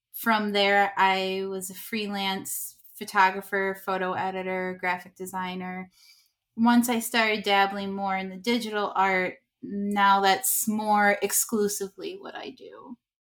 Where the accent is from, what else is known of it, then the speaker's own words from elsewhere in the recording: Rochester, New York, United States; I'm from Rochester, New York